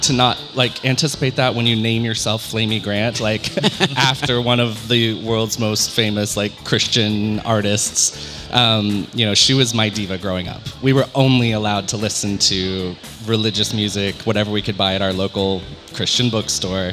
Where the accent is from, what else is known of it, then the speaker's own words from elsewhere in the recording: Western North Carolina, United States; moved away as an adult; now in San Diego, United States; I am from the Bible Belt, born and raised in Western North Carolina in the Appalachians.